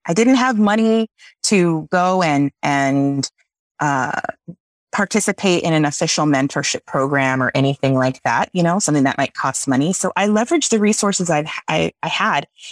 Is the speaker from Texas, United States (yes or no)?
yes; South Texas, United States; I grew up in South Texas